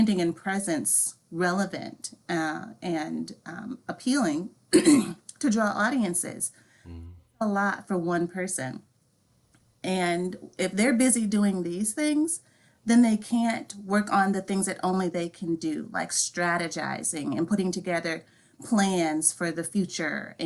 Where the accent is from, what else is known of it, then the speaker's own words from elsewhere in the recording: Wisconsin, United States; I actually grew up on a farm in Wisconsin in an Amish community.